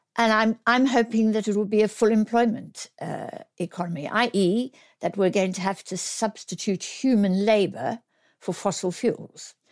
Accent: South Africa; now in United Kingdom; I'm South African born.

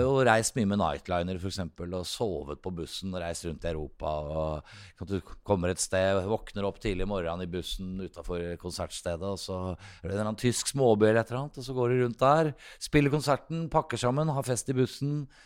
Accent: Oslo, Norway; jeg vokste opp her i Oslo

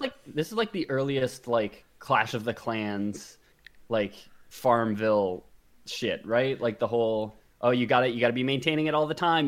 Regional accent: Canada; we're, we're Canadian, but we are, you know, Westerners.

